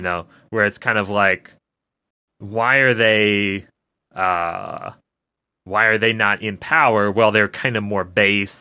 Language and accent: English; United States; as American viewers